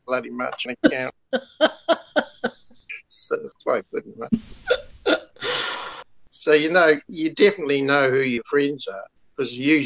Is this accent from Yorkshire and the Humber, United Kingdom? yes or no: no; London, United Kingdom; now in Kawakawa Bay, New Zealand; I was born in London